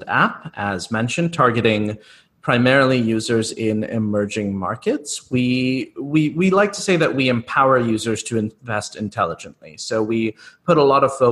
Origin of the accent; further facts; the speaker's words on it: United States; both my co-founder and I grew up in the US.